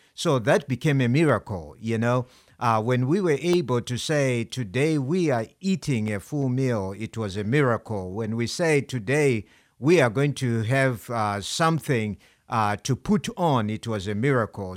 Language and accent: English; Zimbabwe; now in United States; I'm from Zimbabwe